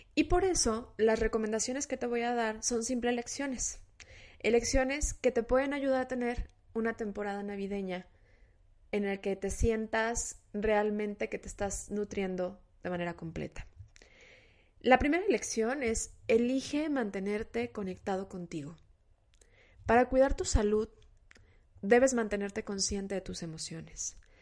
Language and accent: Spanish; Mexico; se nos olvida como cultura mexicana